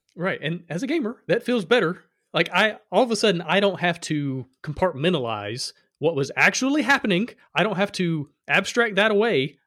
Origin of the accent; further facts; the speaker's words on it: Alabama, United States; I come from Alabama.